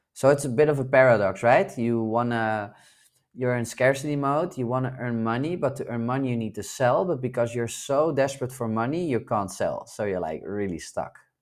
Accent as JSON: {"language": "English", "country": "Netherlands", "tie": "born or raised there", "moved": "yes", "said": "spend some time in my home country in the Netherlands where I was born."}